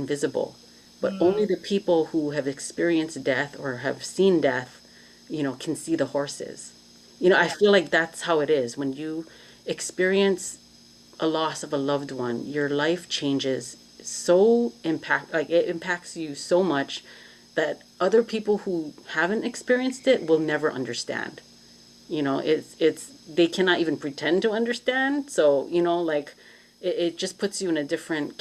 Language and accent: English; Hawaii, United States; now in Los Angeles, United States; I'm from Hawaii